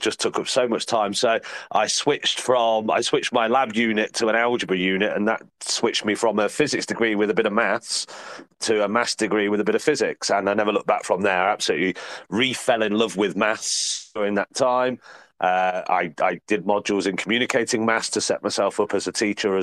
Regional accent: Midlands, United Kingdom; also born or lived in Oxfordshire / Leicestershire; coming back to the Midlands, because I'm from the Midlands originally

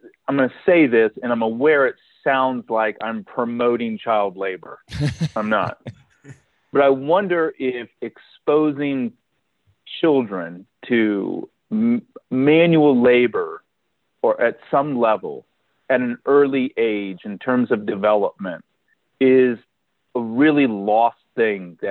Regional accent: Kansas, United States; growing up in Kansas

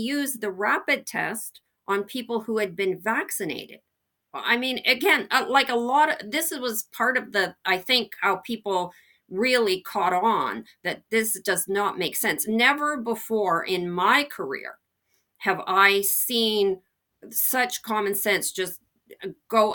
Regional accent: Canada; as a Canadian

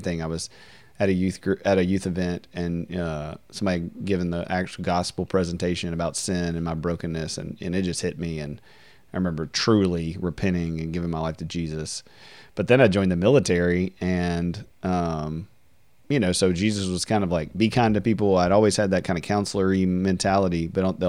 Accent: Deville, Louisiana, United States; I grew up in DeVille, Louisiana, which is a really country town, small town, Southern Baptist

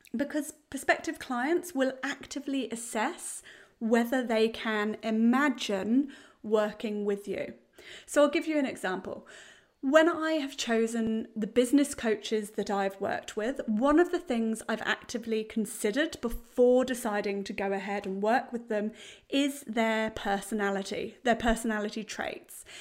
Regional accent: United Kingdom; now in New Zealand; being British

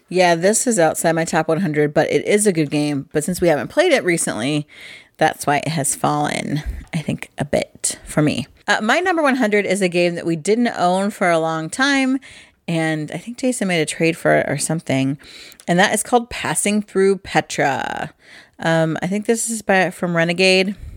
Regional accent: Midwest, United States; I'm from the Midwest

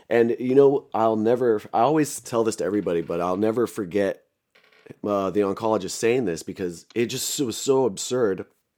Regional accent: Central Coast, California, United States; also born or lived in Los Angeles, California / Hollywood / Pasadena; I was born in LA and I was born in 84 in downtown LA. And then like a year before the LA riots, we moved up here to Central Coast. And then I went to high school, did a little bit of college here.

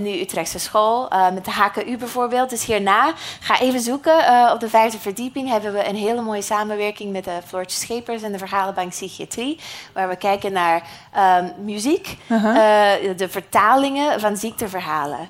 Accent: United States; accent: American; Dutch is a second language; moved away; uit de Verenigde Staten, net zoals ik. Dat hoor je misschien een beetje aan mijn accent

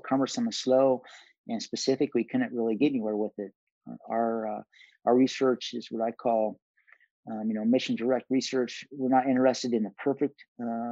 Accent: Pinedale, Wyoming, United States; I grew up in a town called Pinedale

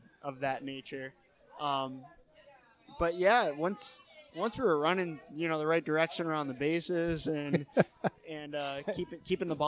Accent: Syracuse, New York, United States; moved away as an adult; also born or lived in Albany; now in Buffalo, United States; I grew up in Syracuse, went to college in Albany, and now I'm living in Buffalo

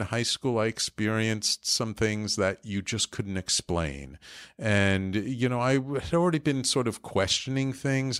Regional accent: New York City, New York, United States; growing up in the Bronx, I ended up going to the Bronx High School of Science

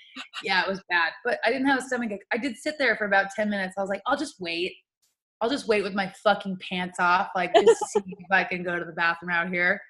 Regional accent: New Mexico, United States; I'm used to getting growing up in New Mexico. There's not usually snow in the winter.

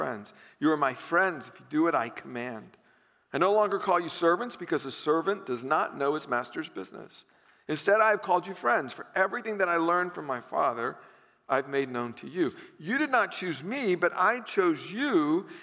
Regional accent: the South, United States; growing up in the South

